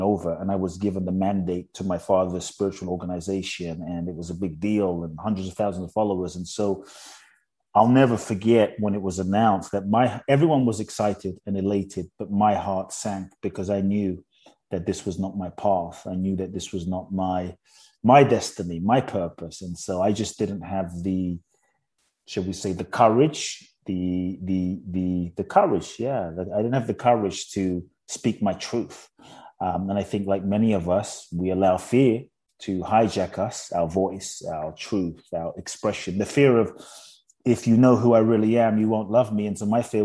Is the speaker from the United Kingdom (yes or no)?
yes; London, United Kingdom; also born or lived in Ghana / Mexico; now in United States; I grew up in London. Now I live in the US and partly Mexico.